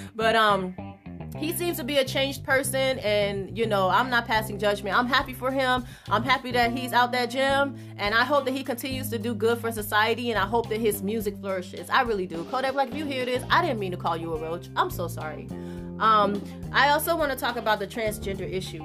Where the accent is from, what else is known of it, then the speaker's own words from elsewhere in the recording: Miami, Florida, United States; I'm from Overtown too